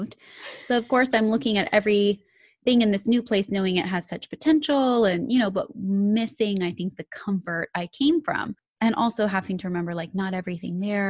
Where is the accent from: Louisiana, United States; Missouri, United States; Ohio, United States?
Ohio, United States; now in Virginia, United States; I grew up in Ohio